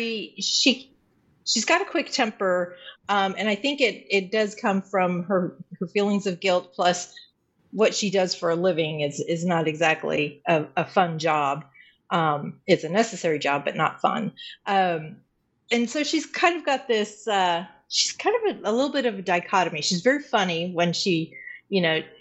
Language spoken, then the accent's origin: English; Colorado Springs, Colorado, United States; moved away as an adult; I was born in Colorado Springs, grew up in Colorado Springs, and then married and moved away